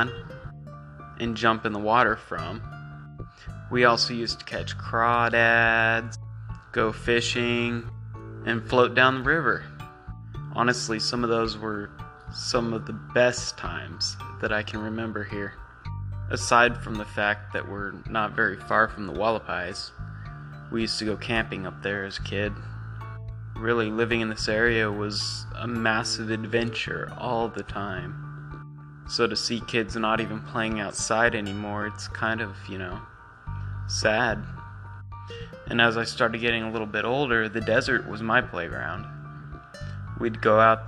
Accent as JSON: {"language": "English", "town": "Bullhead City", "region": "Arizona", "country": "United States", "tie": "born or raised there", "said": "If you've never been in Bullhead City and you're here now, welcome to my hometown."}